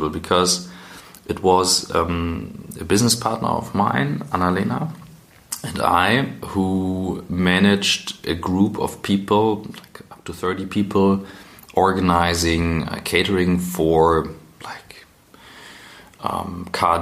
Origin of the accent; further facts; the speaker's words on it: Kiel, Schleswig-Holstein, Germany; moved away as an adult; also born or lived in St. Gallen; I'm from Kiel originally.